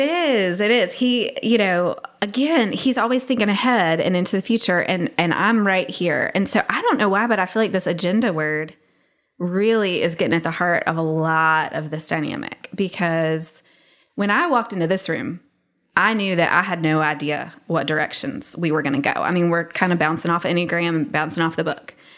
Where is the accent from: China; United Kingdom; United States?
United States; the South; I'm from the South